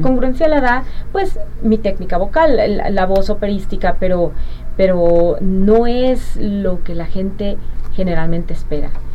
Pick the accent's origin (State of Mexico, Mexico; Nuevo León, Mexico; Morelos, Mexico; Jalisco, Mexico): Jalisco, Mexico; Guadalajara; moved away as an adult; also born or lived in Connecticut, United States; now in Arkansas, United States; Yo aquí crecí, aquí, aquí nací, aquí crecí, aquí, aquí me entrené como cantante de ópera y luego me fui a Estados Unidos